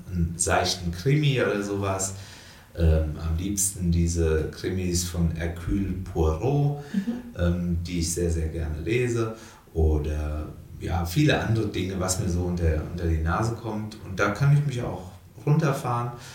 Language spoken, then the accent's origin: German; her constituency near Dieburg, Hesse, Germany; ich fühle mich total wohl in meinem Wahlkreis. Es ist auch meine Heimat insgesamt